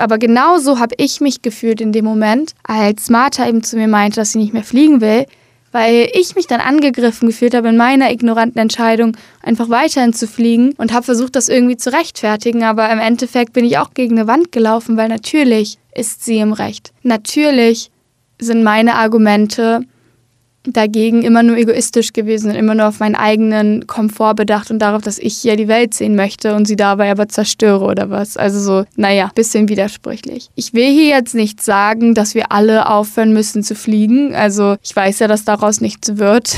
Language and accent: German; Hamburg, Germany; also born or lived in Berlin; in Hamburg habe ich den Großteil meines Lebens gelebt